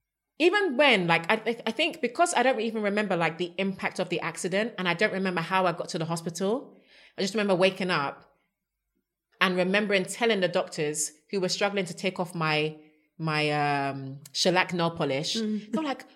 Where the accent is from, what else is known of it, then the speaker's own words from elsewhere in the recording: Ghana; I'm even a Ghanaian.